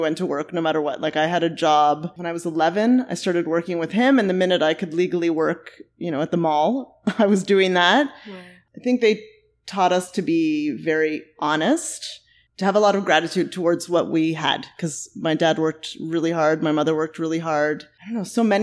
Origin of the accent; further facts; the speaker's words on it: Mississauga, Ontario, Canada; moved away as an adult; now in Toronto, Canada; I was born here in Toronto, actually, down the street. We lived here for a very short time and then moved to Mississauga